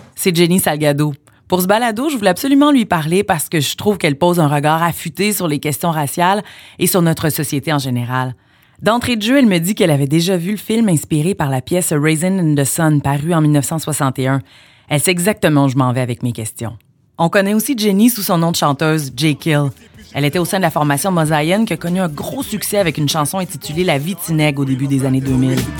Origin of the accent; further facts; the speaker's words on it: Montreal, Quebec, Canada; je suis née à Montréal, métissée d'un père béninois et d'une mère blanche